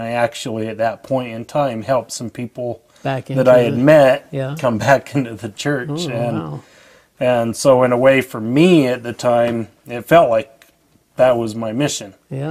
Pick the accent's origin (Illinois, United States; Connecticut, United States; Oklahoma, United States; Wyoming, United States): Wyoming, United States; Evanston; also born or lived in Cheyenne, Wyoming / Alaska / Montana; now in Ogden, United States; And I grew up in Evanston up until about 1995, where we moved down to the Ogden area, and I've been there pretty much ever since. I've moved around the world a little bit, well, Alaska and Montana